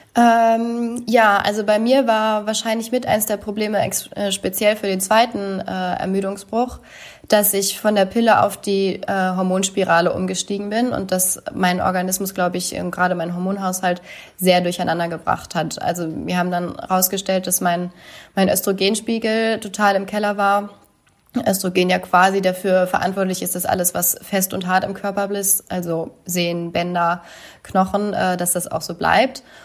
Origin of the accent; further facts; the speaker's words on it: Oldenburg, Lower Saxony, Germany; mein Heimatort in Oldenburg